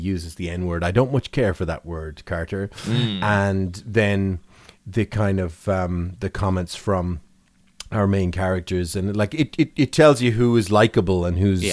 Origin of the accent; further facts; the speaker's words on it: Ireland; As an Irish person